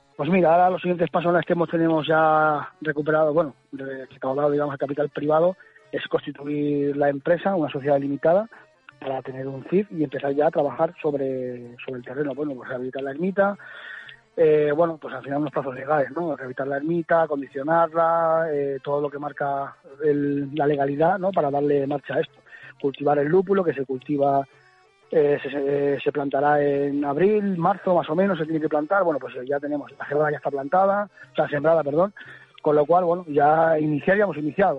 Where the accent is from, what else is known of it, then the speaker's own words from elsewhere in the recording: Valdelagua del Cerro, Castile and León, Spain; Valdelagua del Cerro te podría decir, no es porque sea mi pueblo